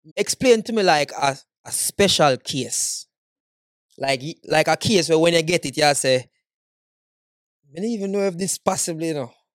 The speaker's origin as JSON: {"language": "English", "country": "Jamaica", "moved": "yes", "said": "as a Jamaican man"}